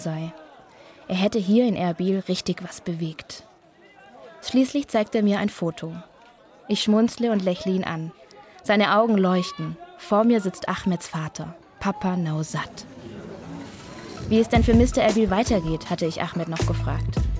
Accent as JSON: {"language": "German", "country": "Germany", "said": "Ich bin aus Deutschland"}